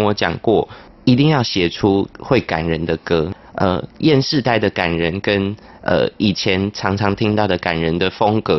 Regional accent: Tainan, Taiwan; moved away as an adult; also born or lived in Taipei; 那我是台南人，可是我是来台北医学大学读呼吸治疗学系。

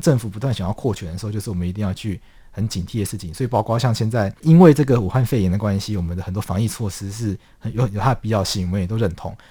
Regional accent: Taiwan; 我们台湾人民

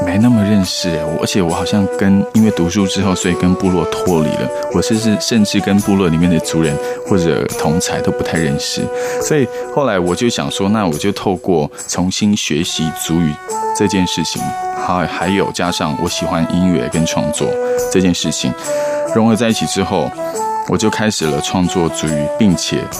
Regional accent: Taiwan; 可是我真的，我虽然我的老家，我的。我们都是住石板屋，可是我还真的没有发现石板屋上面有天窗。

